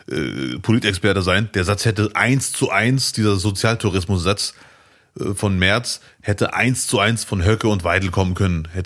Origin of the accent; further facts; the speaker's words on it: Morocco; now in Duisburg, Germany; Ich bin Marokkaner, der in Duisburg lebt. Ich habe schon viel erlebt.